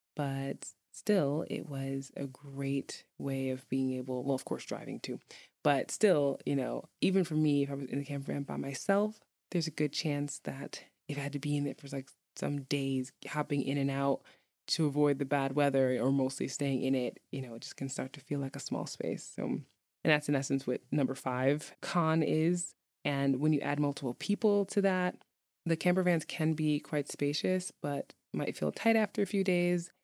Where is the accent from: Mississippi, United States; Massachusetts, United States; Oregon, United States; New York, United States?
New York, United States; New York City; now in Iceland; I grew up in New York City